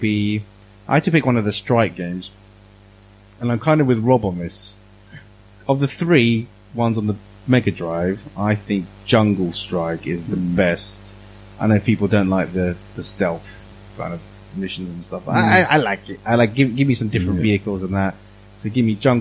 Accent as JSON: {"language": "English", "country": "United Kingdom", "said": "as a British person growing up"}